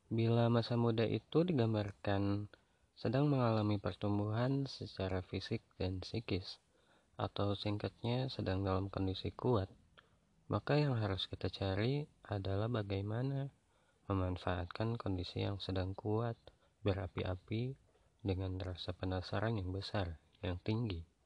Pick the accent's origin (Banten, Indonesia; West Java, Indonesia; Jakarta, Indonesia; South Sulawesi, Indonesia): West Java, Indonesia; Bandung; kemarin yang paling dekat itu di kota aku sendiri yaitu di Bandung